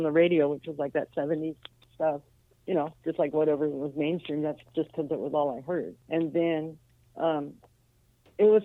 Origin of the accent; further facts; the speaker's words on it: Los Angeles, California, United States; Los Angeles, on the west side